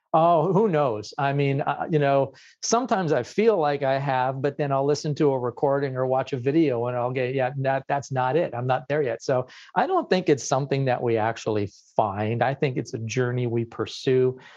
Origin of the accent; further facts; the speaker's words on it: Ottawa, Ontario, Canada; I'm from Canada